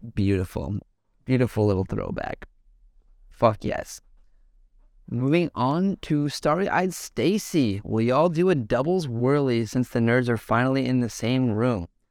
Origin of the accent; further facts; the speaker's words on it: Calgary, Alberta, Canada; moved away; also born or lived in Vancouver; I grew up in Calgary area and in Calgary and shit, and I, like, was a part of growing that scene from the get-go before I moved to Vancouver